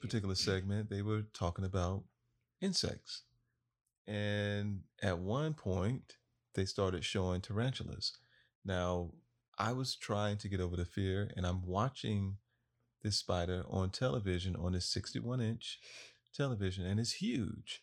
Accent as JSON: {"language": "English", "region": "Florida", "country": "United States", "tie": "born or raised there", "said": "I am from Florida, born and raised"}